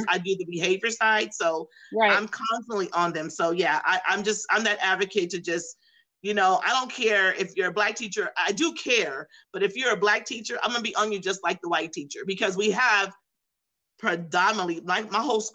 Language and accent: English; outskirts of the Bay Area, California, United States; I was born and raised in California, and I was in the outskirts of the Bay Area